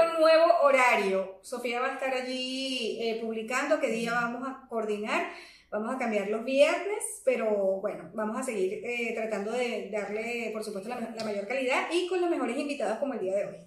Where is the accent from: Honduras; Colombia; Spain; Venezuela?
Venezuela; soy venezolana